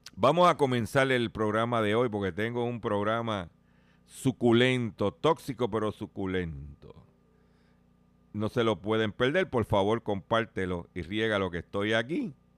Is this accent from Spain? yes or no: no; Puerto Rico; nosotros como puertorriqueños que vivimos aquí